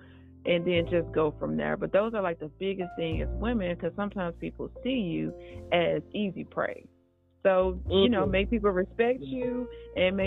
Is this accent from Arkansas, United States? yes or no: yes; Arkansas, United States; now in California, United States; I was born in Arkansas. I currently reside in California